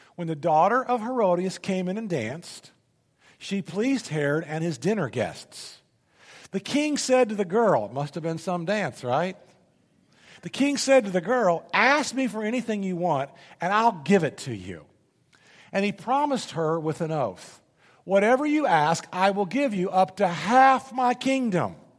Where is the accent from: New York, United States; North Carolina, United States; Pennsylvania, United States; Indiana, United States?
Indiana, United States; Indianapolis; moved away as an adult; I grew up in Indianapolis, Indiana.